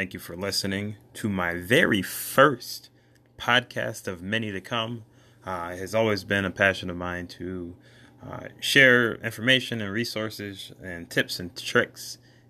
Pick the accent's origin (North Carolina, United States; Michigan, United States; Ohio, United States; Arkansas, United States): Michigan, United States; also born or lived in Bronxville, New York; I was born in New York, Bronxville, New York, to a mother and father whom I love dearly. I have two older sisters, and between the two of them, I have six nieces and nephews, three nieces and three nephews. When I was about 5 years old, we relocated to Michigan, where I reside currently.